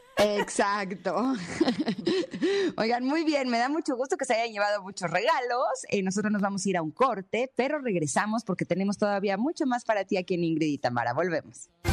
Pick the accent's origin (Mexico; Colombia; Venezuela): Mexico; soy mexicana típica que le echo limón a todo